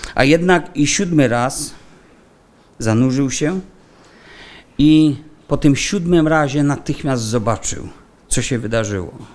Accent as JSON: {"language": "Polish", "region": "Silesian Voivodeship", "country": "Poland", "said": "u nas na Śląsku"}